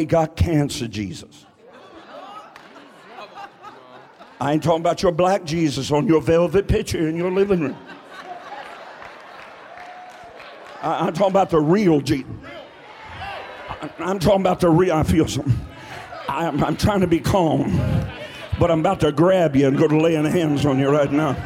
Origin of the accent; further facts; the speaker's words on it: Buck Creek, United States; I'm from Buck Creek